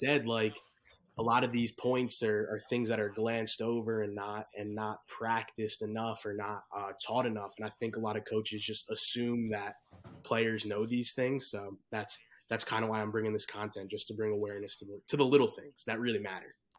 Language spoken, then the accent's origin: English; Bergen County, New Jersey, United States; grew up in Jersey. I'm from Bergen County